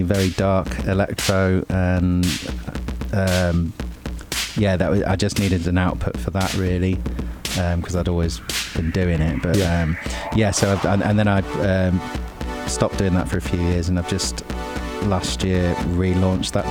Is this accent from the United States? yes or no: no; Chester, North West England, United Kingdom; moved away as an adult; now in London, United Kingdom; I grew up in Chester